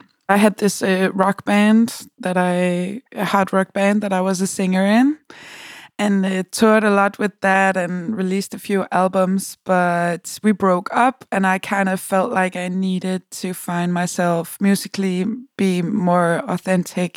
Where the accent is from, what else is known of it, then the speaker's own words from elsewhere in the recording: Copenhagen, Capital Region of Denmark, Denmark; I'm a musician from Copenhagen, Denmark.